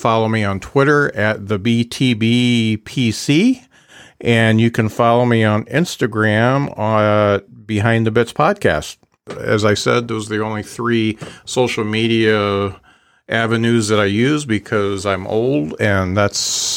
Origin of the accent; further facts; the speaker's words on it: South Bend, Indiana, United States; my hometown club, The Drop, in South Bend